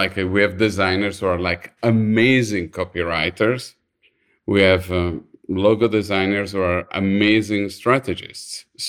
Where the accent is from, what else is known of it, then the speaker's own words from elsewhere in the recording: Milan, Lombardy, Italy; English is a second language; now in United States; I'm from Milan, and my high school was like what they call a vocational high school, was an art school.